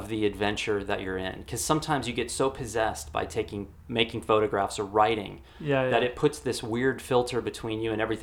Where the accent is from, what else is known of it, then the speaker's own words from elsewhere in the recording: Texas, United States; the neighbor that I grew up next to in Texas